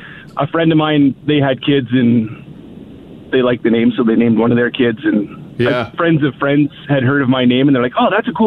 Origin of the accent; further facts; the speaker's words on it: Saskatchewan, Canada; I'm from Saskatchewan.